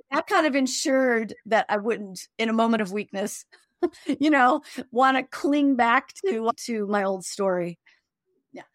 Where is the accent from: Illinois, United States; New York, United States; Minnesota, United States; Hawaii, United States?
Illinois, United States; Chicago; I grew up in Chicago on the South Side